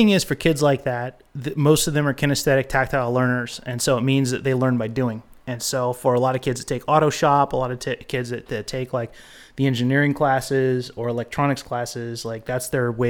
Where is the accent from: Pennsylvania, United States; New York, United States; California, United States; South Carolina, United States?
California, United States; Eureka; No, I grew up in Eureka, California, which is up in Humboldt.